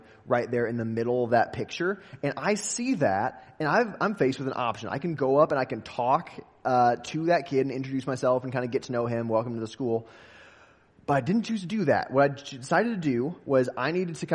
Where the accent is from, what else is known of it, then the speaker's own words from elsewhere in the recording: West Des Moines, Iowa, United States; I grew up in West Des Moines, Iowa